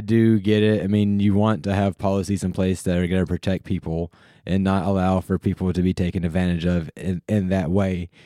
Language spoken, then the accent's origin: English; North Carolina, United States; where I grew up in North Carolina